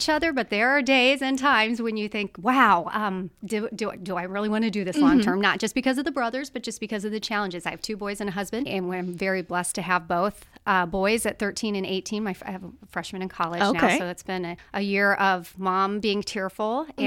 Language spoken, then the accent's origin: English; Carmel, Indiana, United States; I grew up in Carmel